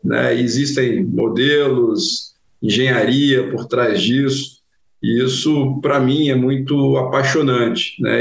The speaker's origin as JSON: {"language": "Portuguese", "region": "interior of Goiás", "country": "Brazil", "moved": "as an adult", "lives_now": "Rio de Janeiro, Brazil", "said": "eu venho de Goiás, do interior de Goiás"}